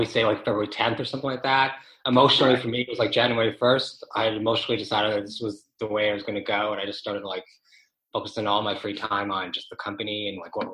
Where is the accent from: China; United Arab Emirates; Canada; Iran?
Canada; Toronto, Ontario; also born or lived in London, United Kingdom / Australia; I am from Toronto